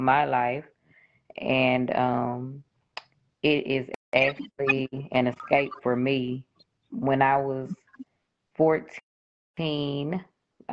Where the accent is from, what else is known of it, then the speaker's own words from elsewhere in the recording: Shreveport, Louisiana, United States; I'm from Shreveport, Louisiana